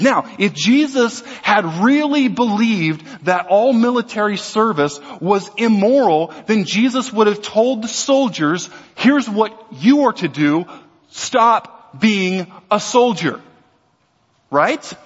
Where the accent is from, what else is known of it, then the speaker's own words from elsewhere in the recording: Louisiana, United States; also born or lived in Texas; I'm an American. I'm a Southerner. I was born in Texas. I was raised in Louisiana